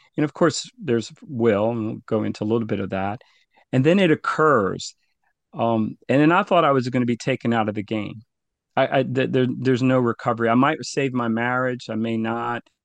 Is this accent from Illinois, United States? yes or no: no; La Paz River Parish, Louisiana, United States; both of my parents migrated to the U S. Uh, I grew up in the La Paz River Parish area